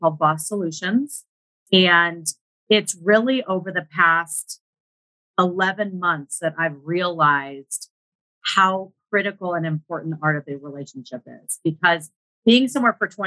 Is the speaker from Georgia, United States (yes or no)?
no; Northern California, United States; I grew up in Northern California